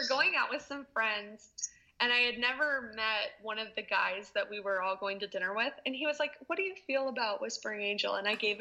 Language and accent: English; Lake Forest, California, United States; moved away; I grew up in Lake Forest.